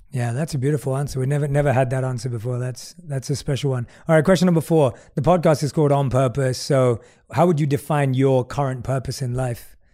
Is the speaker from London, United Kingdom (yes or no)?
yes; London, United Kingdom; moved away; I was born and raised in London